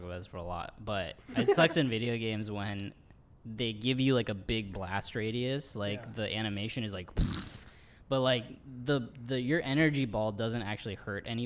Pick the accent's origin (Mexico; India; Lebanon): India; now in United States; I'm Indian